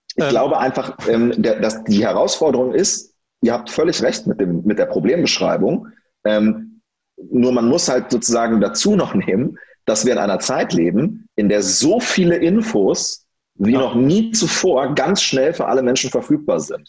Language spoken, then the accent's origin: German; near Göttingen, Lower Saxony, Germany; also born or lived in Wolfenbüttel / Hamburg; ich bin da 1989 geboren und ähm, habe dann da gelebt, bis ich sieben Jahre alt war